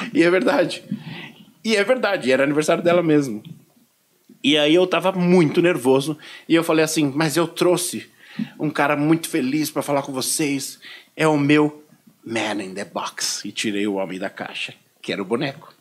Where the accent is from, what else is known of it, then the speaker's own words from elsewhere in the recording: Brazil; sou do Brasil